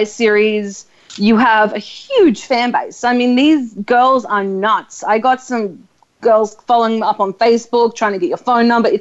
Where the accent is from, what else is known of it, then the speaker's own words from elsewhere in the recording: Australia; I'm from Australia.